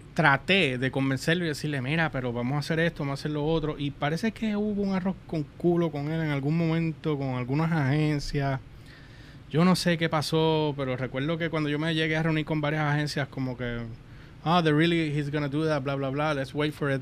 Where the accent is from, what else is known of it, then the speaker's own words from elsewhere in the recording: Puerto Rico; somos boricuas.